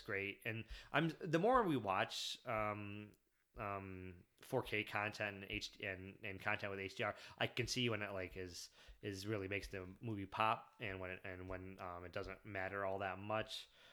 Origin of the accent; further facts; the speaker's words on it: Michigan, United States; I grew up in Michigan, but I didn't, I didn't grow up around Detroit